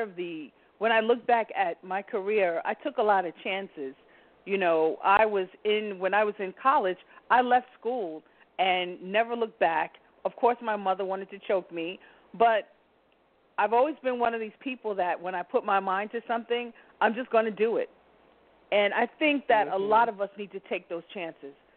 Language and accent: English; New York City, New York, United States; I'm a New Yorker